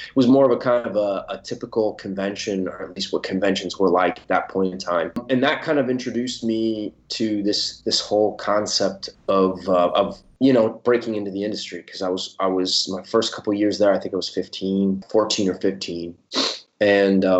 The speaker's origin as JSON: {"language": "English", "region": "Southern California", "country": "United States", "tie": "born or raised there", "also_born_or_lived": "Athens, Ohio", "moved": "as an adult", "lives_now": "Italy", "said": "my family moved to Southern California when I was I think 8 or 9. I grew up for the most part in Southern California"}